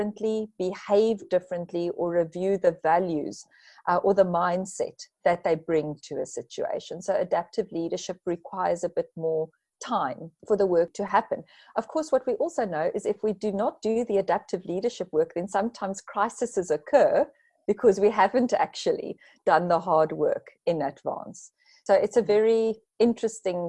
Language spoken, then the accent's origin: English; South Africa; being a South African